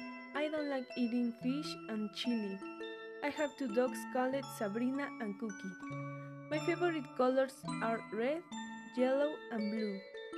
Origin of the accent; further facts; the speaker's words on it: Mexico City, Mexico; English is a second language; now in Boca del Río, Mexico; I'm 16 years old. I'm from Mexico City, so my nationality is Mexican. I live in Boulevard Adolfo Ruiz Cortines, Mocambo, Boca del Río, Veracruz.